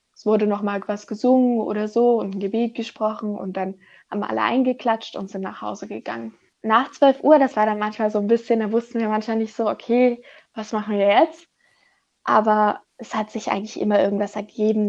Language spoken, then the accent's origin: German; Germany; ich komme aus Deutschland, ich komme nicht aus Europa